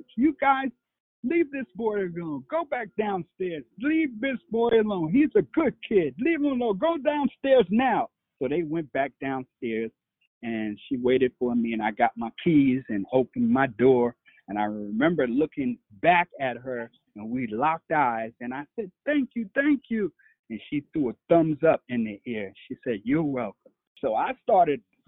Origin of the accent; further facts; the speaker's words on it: New York City, New York, United States; it was the late 60s, of course, in Harlem and growing up in Sugar Hill. That was the section of Harlem we called Sugar Hill